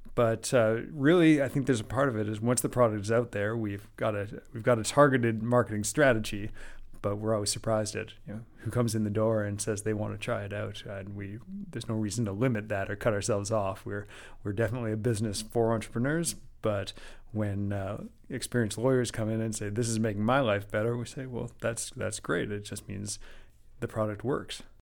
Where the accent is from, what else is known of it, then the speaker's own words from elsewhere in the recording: Calgary, Alberta, Canada; moved away; we're all originally from Calgary, of all places